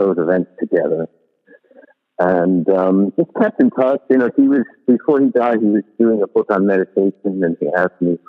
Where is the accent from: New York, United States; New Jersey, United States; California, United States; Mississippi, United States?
New York, United States; as a New Yorker